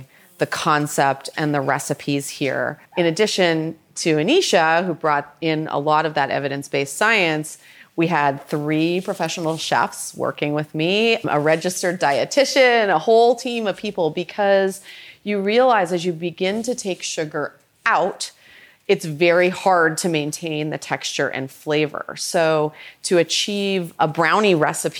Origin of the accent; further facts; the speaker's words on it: Toronto, Ontario, Canada; also born or lived in Boston; now in San Francisco, United States; So I am a Canadian girl. I grew up in Toronto and I came to the US by way of Boston, and I now live in San Francisco